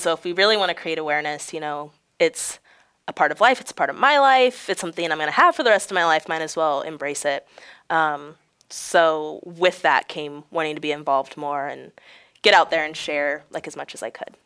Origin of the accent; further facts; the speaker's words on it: Galesburg, Illinois, United States; also born or lived in Peoria, Illinois; I grew up in Galesburg, Illinois, it's about forty minutes away from here